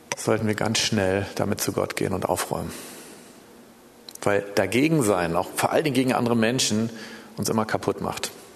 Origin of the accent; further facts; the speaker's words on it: Berlin, Germany; ich bin in Berlin geboren übrigens, ich bin hier groß geworden